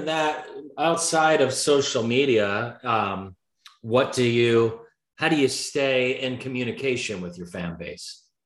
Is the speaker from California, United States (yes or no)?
yes; San Diego, California, United States; I'm a San Diego guy.